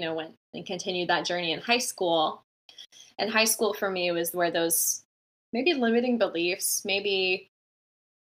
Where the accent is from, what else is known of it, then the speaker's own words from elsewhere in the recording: Bellingham, Washington, United States; I started off this place called Bay in my hometown. I'm from a small town called Bellingham, Washington, in Washington State